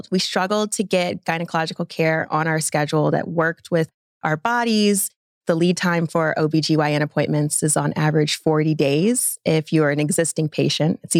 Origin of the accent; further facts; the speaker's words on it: Atlanta, Georgia, United States; I am from Atlanta, Guys, Georgia. If you're listening, born and raised. I take a lot of pride in being a third generation Atlantan.